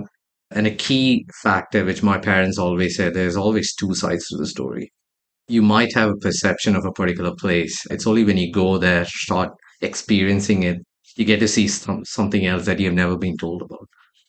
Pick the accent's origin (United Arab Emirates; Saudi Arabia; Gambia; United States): Saudi Arabia; growing up in Saudi Arabia, like one of the first things my parents always made sure was discipline early on in life.